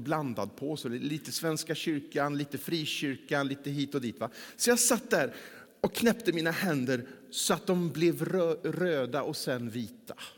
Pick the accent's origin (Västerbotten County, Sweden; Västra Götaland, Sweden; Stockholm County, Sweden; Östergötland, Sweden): Västra Götaland, Sweden; Mellerud; moved away; under den tiden som jag bodde där hemma i Mellerud